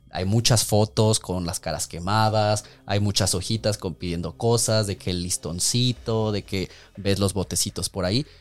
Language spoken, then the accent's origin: Spanish; Mexico; como mexicanos nos gusta tanto la muerte